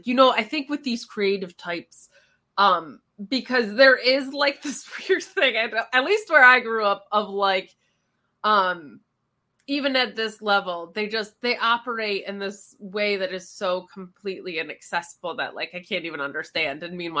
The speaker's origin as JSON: {"language": "English", "town": "Binghamton", "region": "New York", "country": "United States", "tie": "born or raised there", "said": "my small town where I grew up in Binghamton, New York."}